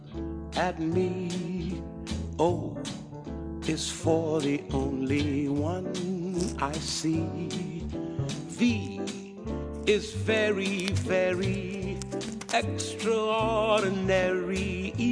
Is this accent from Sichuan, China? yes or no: yes; Sichuan, China; 其实都是因为我们四川人都特别爱吃，所以说我们才愿意把这个精力投入到这一块。